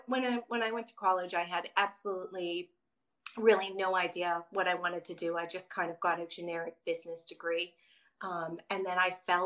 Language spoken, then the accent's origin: English; Chicago, Illinois, United States; moved away as an adult; now in San Diego, United States; I'm a Midwest girl. So Chicago originally until I graduated college. And then I moved to San Diego on a whim